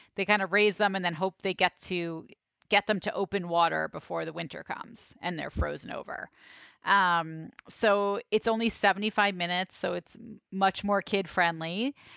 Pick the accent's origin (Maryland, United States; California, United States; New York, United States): New York, United States; New York City; growing up in Brooklyn